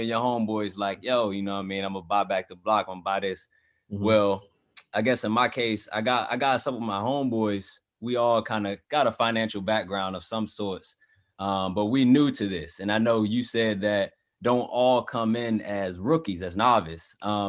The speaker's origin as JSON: {"language": "English", "town": "Hampton", "region": "Virginia", "country": "United States", "lives_now": "Northern Virginia, United States", "said": "Right now I live in Northern Virginia, but I'm from Southern Virginia, Hampton, like in the Hampton University area"}